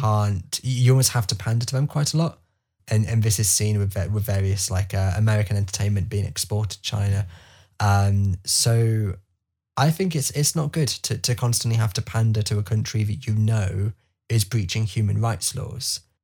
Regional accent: England, United Kingdom; I can sit here now as an English person

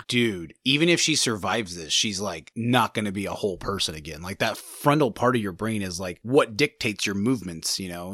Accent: California, United States; we're from California

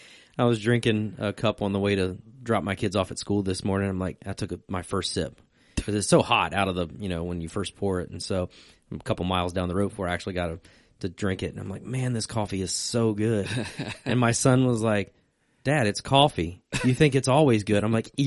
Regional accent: Virginia, United States; See, I grew up in Virginia

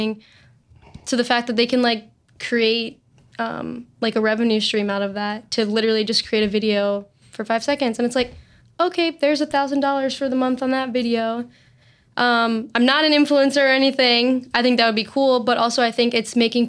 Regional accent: Cleveland, Ohio, United States; Born and raised in Cleveland, Ohio.

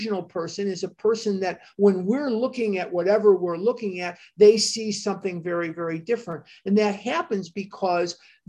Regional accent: Chicago, Illinois, United States; I'm from Chicago

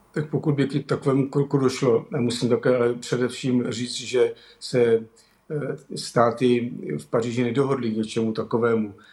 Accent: Czechia; my jako Češi

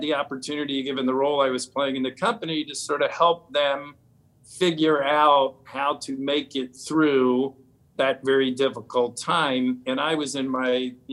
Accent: Washington, District of Columbia, United States; I grew up in the Washington, D.C. area

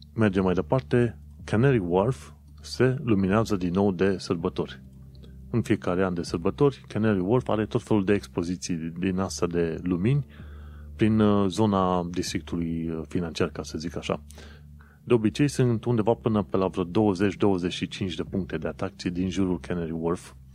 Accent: Romania; now in London, United Kingdom

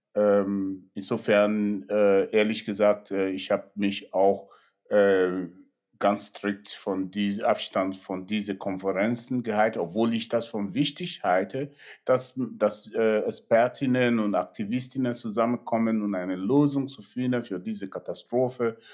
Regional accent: Nigeria; German is a second language; now in Germany; in mein Geburtsland Nigeria

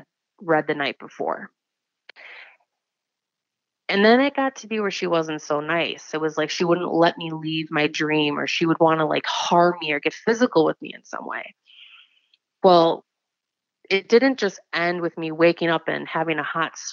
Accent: Wisconsin, United States; I am 29 from Wisconsin

